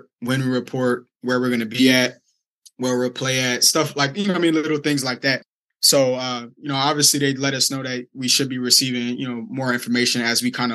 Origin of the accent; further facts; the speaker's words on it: Delaware, United States; I'm from Delaware, very small state.